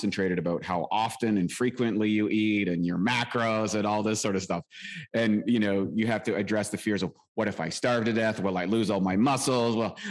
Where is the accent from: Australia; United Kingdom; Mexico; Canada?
Canada; I was born in Canada. You might hear it in my accent, lived a rural life, played hockey